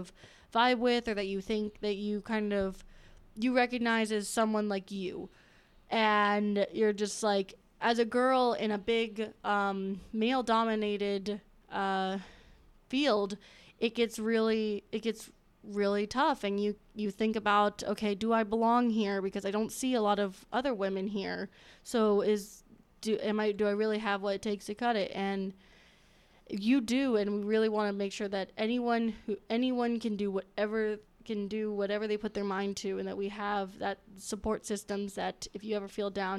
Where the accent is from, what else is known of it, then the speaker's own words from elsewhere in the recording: Florida, United States; now in West Lafayette, United States; I'm from Florida.